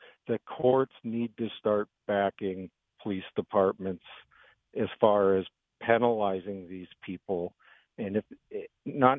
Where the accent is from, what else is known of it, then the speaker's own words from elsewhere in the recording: Grand Forks, North Dakota, United States; moved away; I'm in a city probably three times the size, but I'm from Grand Forks